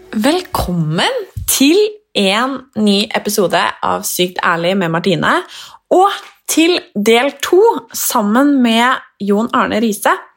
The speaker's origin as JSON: {"language": "Norwegian", "town": "Nesodden", "region": "Akershus", "country": "Norway", "said": "Jeg er fra Nesodden"}